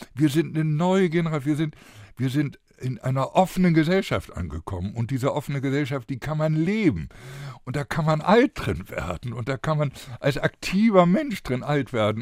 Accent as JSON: {"language": "German", "region": "Bremen", "country": "Germany", "tie": "born or raised there", "said": "bei uns in Bremen"}